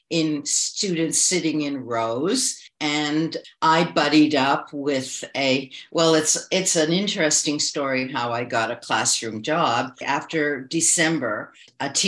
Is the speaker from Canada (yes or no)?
yes; Toronto, Ontario, Canada; moved away as an adult; also born or lived in China; So I'm from Toronto, Canada. I was born here and I'm back here. During the last 20 years, I lived in China for 15 years